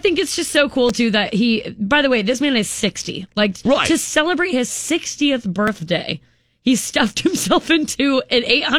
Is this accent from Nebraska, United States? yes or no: yes; Unadilla, Nebraska, United States; So also, I'm from Unadilla, which is right just 5 minutes shy, really, of Syracuse.